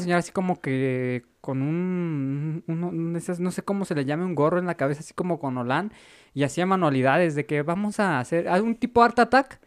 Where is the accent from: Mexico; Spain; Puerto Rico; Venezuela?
Mexico; nuestro país